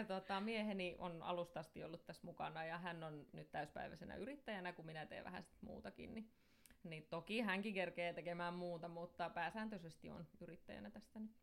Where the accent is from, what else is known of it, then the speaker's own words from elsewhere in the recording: Somero, Southwest Finland, Finland; mun juuret on vahvasti Soverolla, eli täällä mä oon asunut ja opiskellutkin täältä kautta, että en ole mihinkään muuttanut ikinä